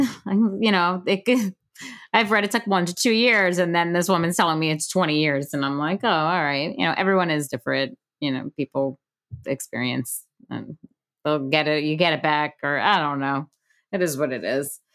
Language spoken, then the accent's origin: English; Long Island, New York, United States; I grew up on Long Island